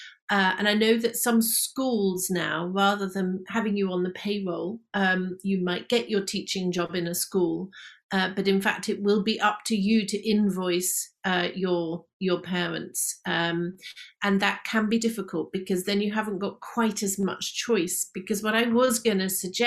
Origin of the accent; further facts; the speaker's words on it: United Kingdom; we are British